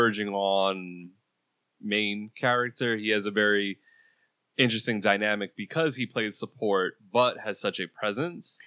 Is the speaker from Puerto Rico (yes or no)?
yes; Puerto Rico; I'm Puerto Rican